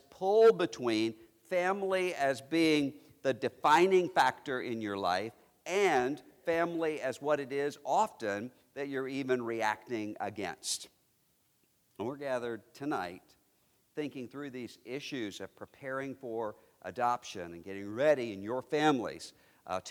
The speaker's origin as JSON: {"language": "English", "region": "Mississippi", "country": "United States", "tie": "born or raised there", "said": "I am a Mississippian. My native state is Mississippi"}